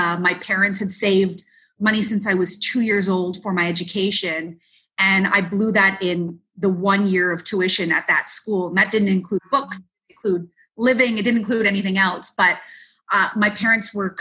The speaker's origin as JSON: {"language": "English", "town": "Mississauga", "region": "Ontario", "country": "Canada", "tie": "born or raised there", "said": "It was a local show that we had in where I grew up in Mississauga."}